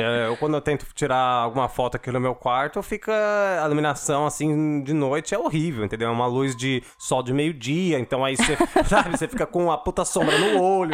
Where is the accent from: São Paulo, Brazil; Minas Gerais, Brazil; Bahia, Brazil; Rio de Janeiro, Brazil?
São Paulo, Brazil; eu sou da Zona Leste